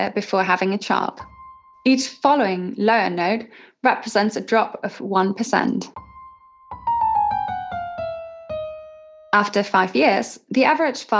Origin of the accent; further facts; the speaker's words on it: Germany; my home country, Germany